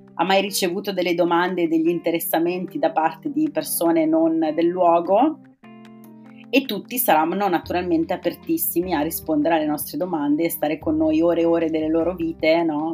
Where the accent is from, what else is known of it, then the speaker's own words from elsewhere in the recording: province of Bergamo, Lombardy, Italy; Io sono originaria della provincia di Bergamo